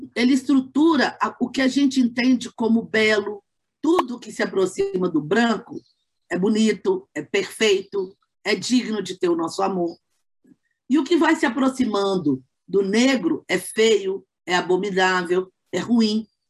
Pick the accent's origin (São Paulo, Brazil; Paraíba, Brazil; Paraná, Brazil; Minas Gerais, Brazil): Minas Gerais, Brazil; Belo Horizonte; sou de Belo Horizonte